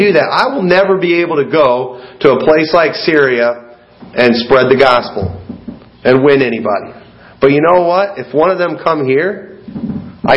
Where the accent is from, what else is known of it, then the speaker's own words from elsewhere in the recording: United States; also born or lived in Sterling–Rock Falls area, Illinois; As an American